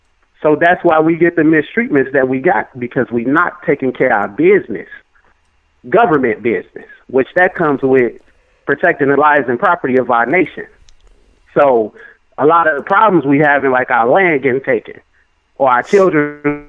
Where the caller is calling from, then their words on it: Chicago, Illinois, United States; I'm calling from Chicago, Illinois.